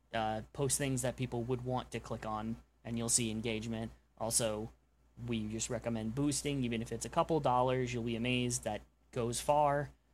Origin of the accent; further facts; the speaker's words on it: New York, United States; now in Oklahoma, United States; I'm from New York.